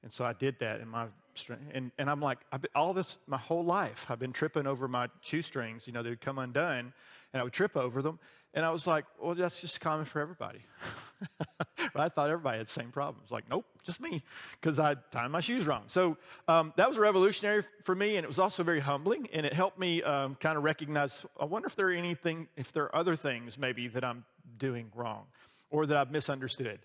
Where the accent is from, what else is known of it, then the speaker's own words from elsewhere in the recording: the South, Southern United States, United States; as a Southerner